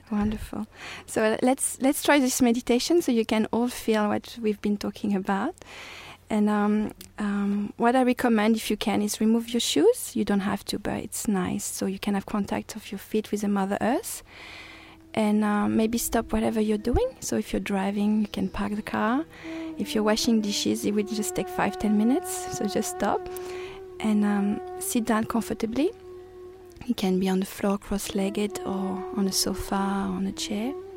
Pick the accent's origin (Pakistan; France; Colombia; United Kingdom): France; English is a second language; moved away as an adult; now in Australia; I'm from France